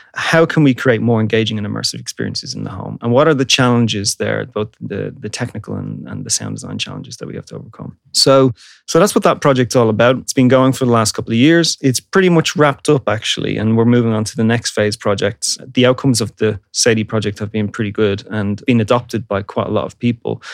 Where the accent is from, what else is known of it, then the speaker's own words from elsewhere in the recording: Dublin, Leinster, Ireland; I'm Irish I'm from Dublin. At the time when I was growing up, it was uh, an incredible music scene in Dublin